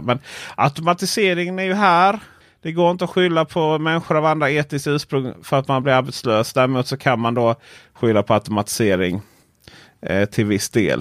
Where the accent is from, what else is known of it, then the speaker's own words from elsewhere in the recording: Blekinge, Sweden; mitt ute i skogen i eh, Blekinge där jag kommer från